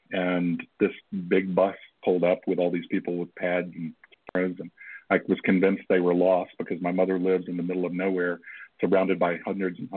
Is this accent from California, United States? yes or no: no; Flushing, New York, United States; in Flushing oh, Flushing. Way. I'm born